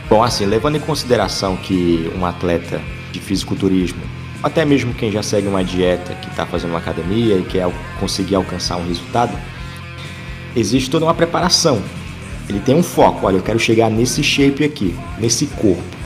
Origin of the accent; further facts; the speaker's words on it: Ceará, Brazil; aqui no, no Ceará